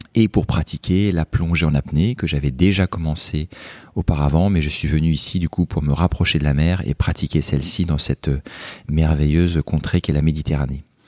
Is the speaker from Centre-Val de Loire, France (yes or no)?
yes; Joué-lès-Tours, Centre-Val de Loire, France; moved away as an adult; now in Marseille, France; je suis un Tourangeau exilé dans la cité phocéenne